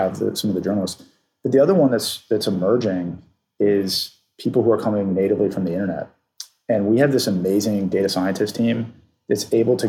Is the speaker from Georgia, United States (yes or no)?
yes; Atlanta, Georgia, United States; I grew up in Atlanta